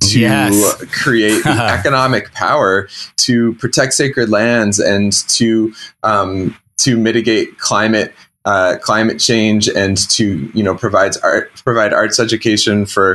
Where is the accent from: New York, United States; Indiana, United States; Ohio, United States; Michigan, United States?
Indiana, United States; Bloomington; I was raised by hippies in the Midwest as a little feral child running around in the woods barefoot on our 40-acre llama farm on a lake in southern Indiana. Bloomington, Indiana